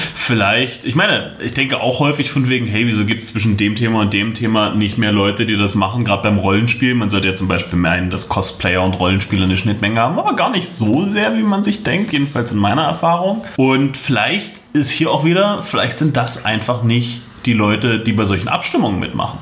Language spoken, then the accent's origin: German; Magdeburg, Saxony-Anhalt, Germany; moved away as an adult; now in Halle, Germany; Ich komme ursprünglich aus Magdeburg, wohne jetzt in Halle